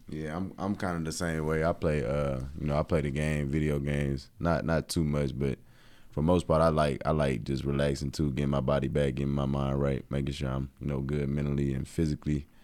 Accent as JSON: {"language": "English", "region": "Tennessee", "country": "United States", "also_born_or_lived": "Atlanta", "said": "I'm not from Knoxville, but, like, in-state guy"}